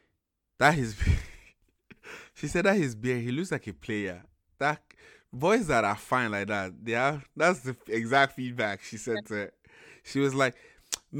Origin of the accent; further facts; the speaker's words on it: Sacramento, California, United States; my friends that I grew up with in Sacramento